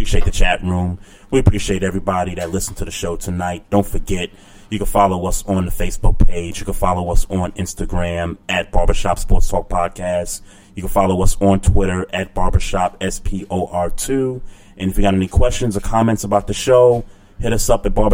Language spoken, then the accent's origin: English; New York City, New York, United States; being a New Yorker